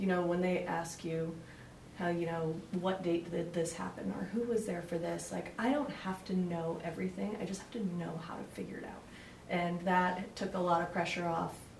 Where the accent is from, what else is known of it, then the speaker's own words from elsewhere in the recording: New England, United States; moved away; born and raised in New England